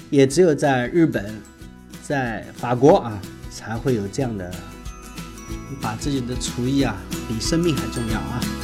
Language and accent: Chinese; Shanghai, China